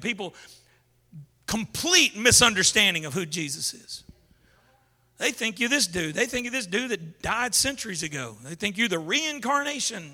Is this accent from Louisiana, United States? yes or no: yes; Baton Rouge, Louisiana, United States; I grew up in Zion City in Baton Rouge.